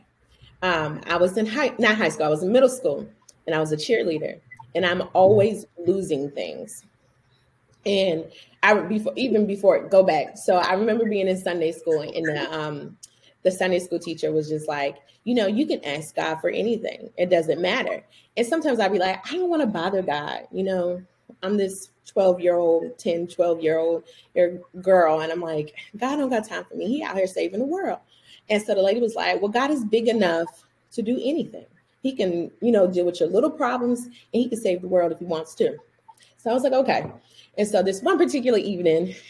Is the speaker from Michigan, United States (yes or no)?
no; Orangeburg, South Carolina, United States; moved away as an adult; also born or lived in Wilmington, Delaware; now in Charlotte, United States; I am from Orangeburg, South Carolina, by the way of Wilmington, Delaware.